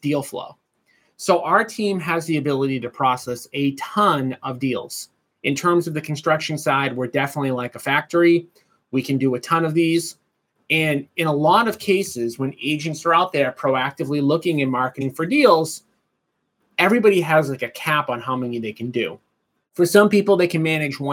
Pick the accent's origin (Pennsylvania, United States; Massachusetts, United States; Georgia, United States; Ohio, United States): Massachusetts, United States; Boston; I grew up right outside of Boston